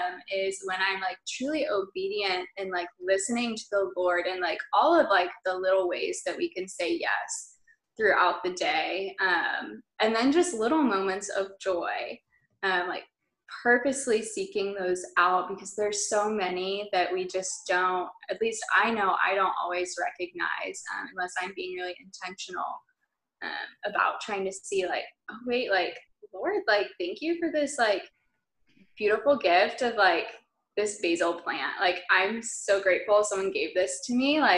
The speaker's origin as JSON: {"language": "English", "town": "Dallas", "region": "Texas", "country": "United States", "tie": "born or raised there", "also_born_or_lived": "Stillwater, Oklahoma / St. Louis, Missouri", "moved": "as an adult", "lives_now": "Broken Arrow, United States", "said": "I grew up in the Dallas suburbs"}